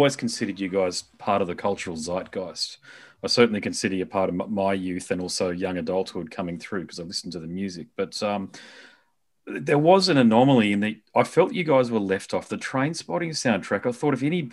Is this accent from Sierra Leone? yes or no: no; Gold Coast, Queensland, Australia; I'm from the Gold Coast